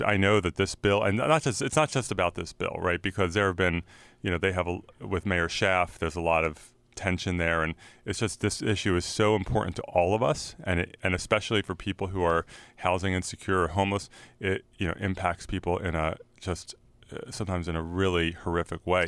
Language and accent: English; San Francisco, California, United States; I'm from San Francisco